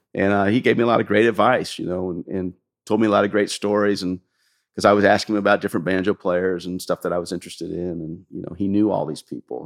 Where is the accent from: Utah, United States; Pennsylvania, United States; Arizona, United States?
Arizona, United States; Scottsdale; also born or lived in California; I was going to high school in Scottsdale, Arizona